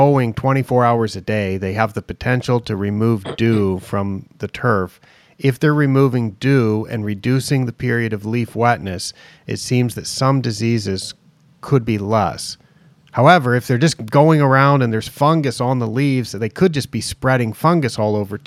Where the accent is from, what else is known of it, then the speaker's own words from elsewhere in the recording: Oregon, United States; I grew up in Oregon